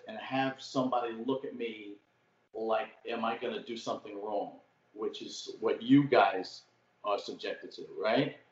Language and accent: English; New York City, New York, United States; accent: old school Brooklyn; also born or lived in Staten Island; I grew up in uh, Brooklyn, so I got that old school Brooklyn accent